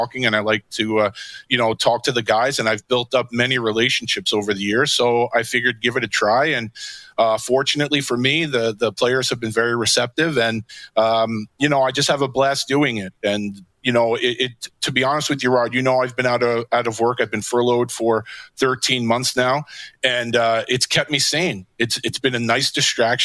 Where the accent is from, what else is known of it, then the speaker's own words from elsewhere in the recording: New York City, New York, United States; I'm originally from Queens